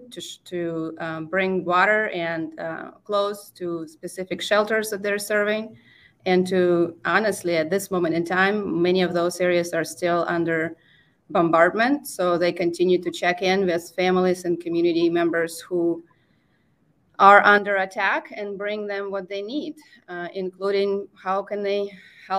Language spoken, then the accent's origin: English; Crimea, Ukraine; moved away; also born or lived in Far East Siberia / Minnesota; I was born in Crimea